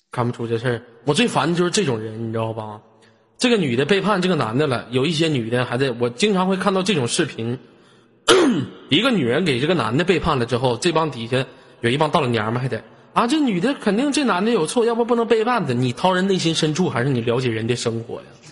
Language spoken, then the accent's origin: Chinese; Inner Mongolia, China; 我们这都生活在草原的人